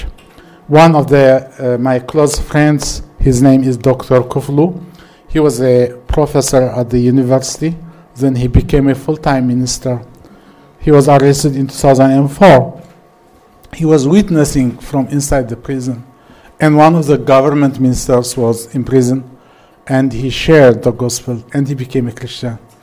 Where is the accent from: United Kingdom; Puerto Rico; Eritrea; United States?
Eritrea; I am from Eritrea